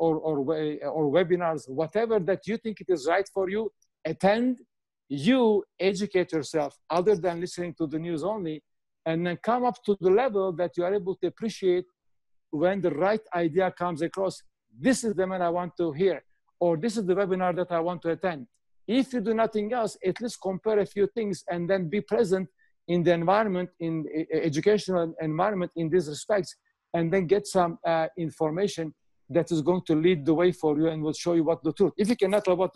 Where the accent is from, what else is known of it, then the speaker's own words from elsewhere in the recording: Canada; I'm Canadian, so I know the Canadian government and our provincial authorities.